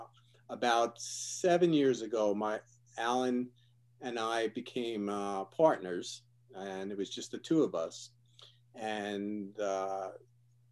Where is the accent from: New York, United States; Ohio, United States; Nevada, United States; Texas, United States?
New York, United States; Yonkers; moved away as an adult; now in California, United States; I'm originally from Yonkers, New York